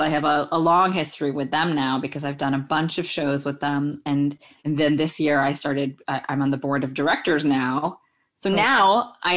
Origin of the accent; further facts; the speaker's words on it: New York, United States; also born or lived in India / Belgium; I was born in India and I lived in Belgium for 4 years as a kid. But then at the age of 5, I grew up in New York.